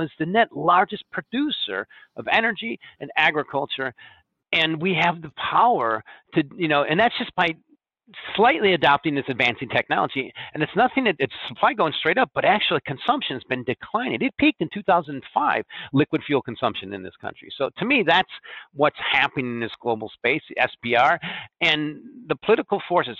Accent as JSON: {"language": "English", "town": "Chicago", "region": "Illinois", "country": "United States", "also_born_or_lived": "Corn Belt", "said": "I'm from the Corn Belt. You can tell because sometimes I say Dem, Dees, and Does. I mean, I'm from Chicago, but I had a farm"}